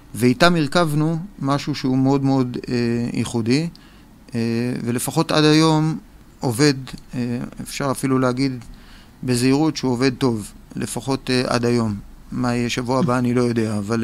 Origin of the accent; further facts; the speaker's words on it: Tel Aviv, Tel Aviv District, Israel; אני תל אביבי